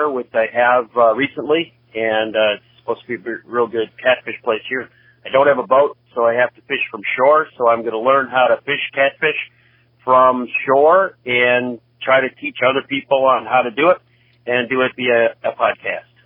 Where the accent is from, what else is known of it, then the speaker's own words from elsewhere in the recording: Monkey Island, Oklahoma, United States; I'm from Monkey Island, Oklahoma.